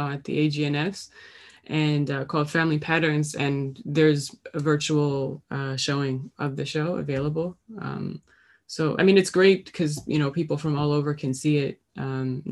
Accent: Halifax, Nova Scotia, Canada; also born or lived in North Preston; I grew up in Halifax, but my mother's side of the family is from North Preston

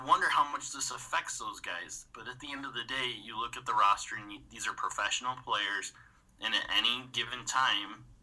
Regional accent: United States; accent: American; I'm an American, if you couldn't tell by the accent

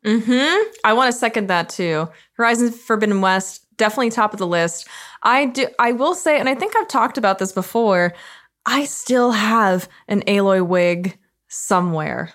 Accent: Canada; as a Canadian

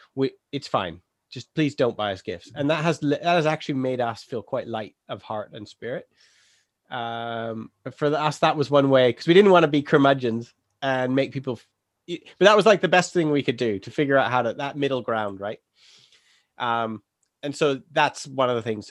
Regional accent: England, United Kingdom

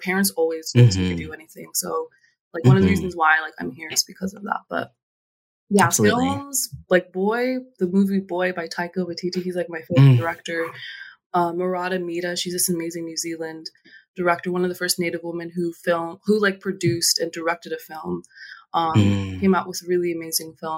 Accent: Anchorage, Alaska, United States; moved away as an adult; So my family is originally from Kalgoorlie, Alaska, but I grew up in Anchorage, one of the biggest cities there.

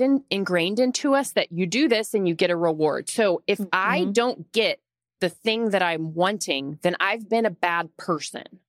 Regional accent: Austin, Texas, United States; now in Dallas, United States; I'm from Austin originally, so we've been here in Dallas for like 6 years.

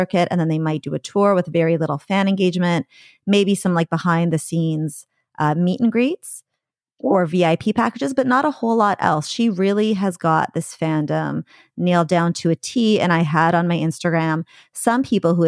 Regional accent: Coquitlam, British Columbia, Canada; moved away as an adult; now in Vancouver, Canada; I'm a Vancouver transplant because I moved here from the suburbs, Coquitlam.

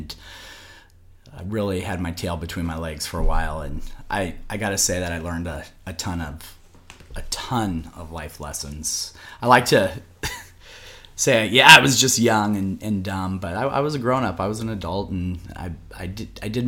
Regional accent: Seattle, Washington, United States; I grew up here in Seattle. I grew up in Ballard. Seattle public school kid

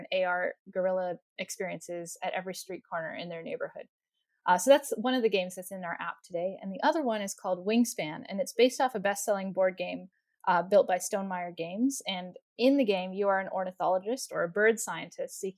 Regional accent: Bay Area, California, United States; we grew up in the Bay Area, near about an hour south of San Francisco

